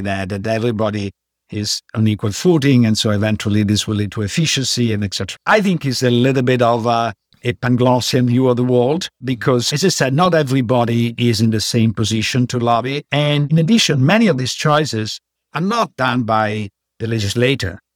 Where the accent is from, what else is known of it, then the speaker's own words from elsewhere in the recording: Padua, Veneto, Italy; moved away; I grew up in Padua